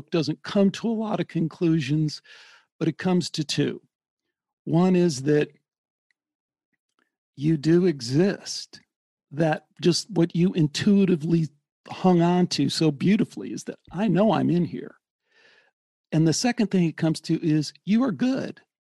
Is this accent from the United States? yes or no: yes; Midwest, United States; I grew up in the Midwest.